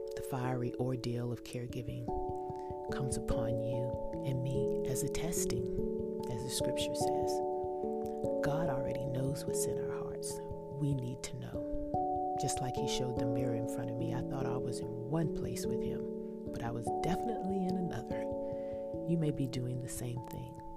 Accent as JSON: {"language": "English", "region": "Texas", "country": "United States", "said": "I'm from Texas, so I use y'all"}